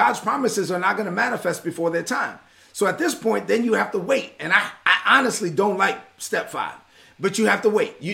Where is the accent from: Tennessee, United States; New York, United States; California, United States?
New York, United States; New York City; I'm a son of immigrants who came to this country and I was raised in East New York, Brooklyn